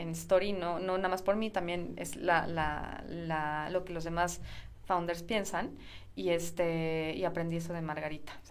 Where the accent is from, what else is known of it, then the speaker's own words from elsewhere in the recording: Mexico; la gente que yo, de la que yo vengo y gente similar, que es la mayoría de México